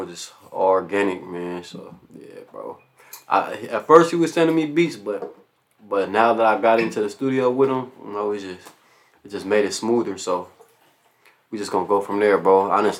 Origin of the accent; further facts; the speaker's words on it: Pomona, California, United States; growing up in Pomona